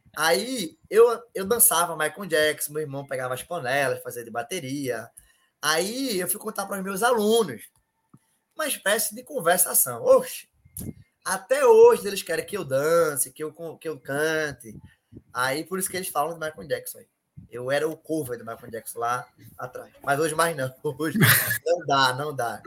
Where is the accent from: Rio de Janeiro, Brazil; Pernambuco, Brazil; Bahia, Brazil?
Pernambuco, Brazil; Recife; eu moro na Ilha do Janeiro, um bairro, uma periferia aqui em Recife